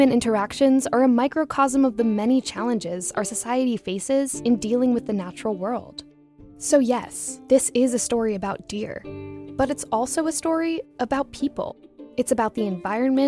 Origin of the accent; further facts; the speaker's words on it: East End of Long Island, New York, United States; I'm from the East End of Long Island, New York